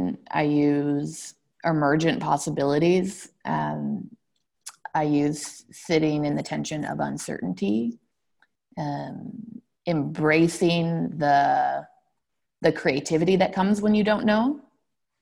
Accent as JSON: {"language": "English", "town": "Toronto", "region": "Ontario", "country": "Canada", "tie": "born or raised there", "said": "I was raised in Toronto by a mother who is personally religious"}